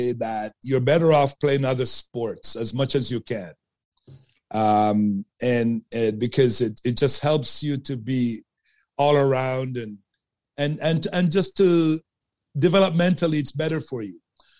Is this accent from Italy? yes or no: no; Sudbury, Ontario, Canada; I grew up in Sudbury, Ontario. And I played ringette on Ramsey Lake, Frozen Lake.